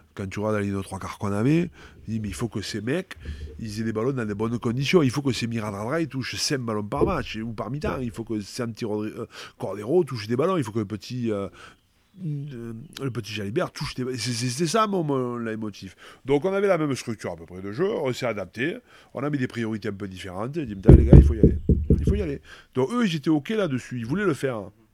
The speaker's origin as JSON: {"language": "French", "town": "Pépieux", "region": "Occitania", "country": "France", "tie": "born or raised there", "also_born_or_lived": "Castres / Carcassonne", "moved": "yes", "lives_now": "Bordeaux, France", "said": "c'est chez moi, à Pépieux, euh, là où j'ai passé toute mon enfance"}